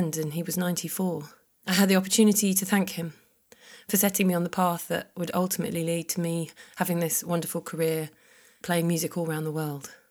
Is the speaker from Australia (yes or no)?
no; Sidestrand, East of England, United Kingdom; moved away as an adult; also born or lived in London; I grew up in North Norfolk, which is where I started my musical training.